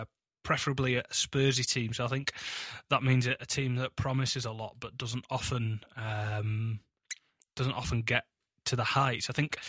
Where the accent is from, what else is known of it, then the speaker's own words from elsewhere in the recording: Huddersfield, Yorkshire and the Humber, United Kingdom; Huddersfield's my hometown